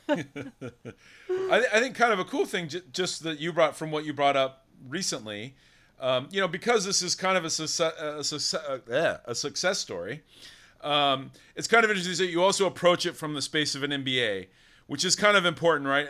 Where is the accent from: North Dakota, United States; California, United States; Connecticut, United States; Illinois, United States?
California, United States; Davis; I'm from Davis, you know, Northern California